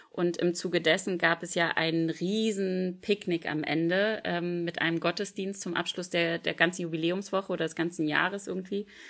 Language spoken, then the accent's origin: German; Germany; ich als Berliner, also als aus Berlin-Brandenburg kommt